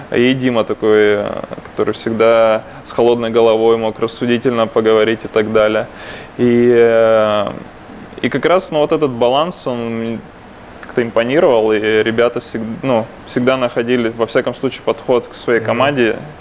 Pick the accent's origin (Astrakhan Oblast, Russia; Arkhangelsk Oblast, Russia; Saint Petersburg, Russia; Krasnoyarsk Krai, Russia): Krasnoyarsk Krai, Russia; Krasnoyarsk; я из Красноярска один человек, который пошел учиться в Барменскую ассоциацию России